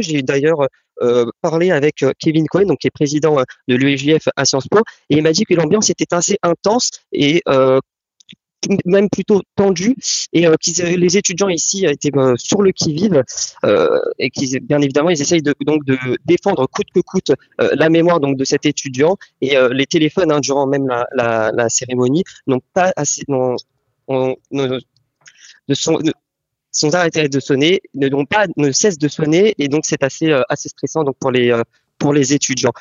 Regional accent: France; en tant que Français, en tant que Juif

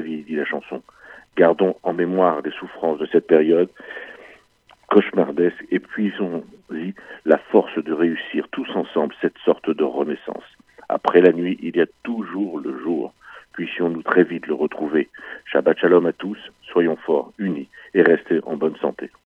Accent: France; chez nous, en France

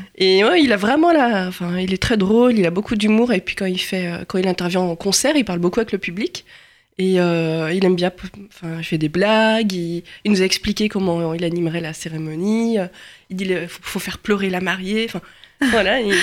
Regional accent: Lyon, Auvergne-Rhône-Alpes, France; je suis lyonnaise

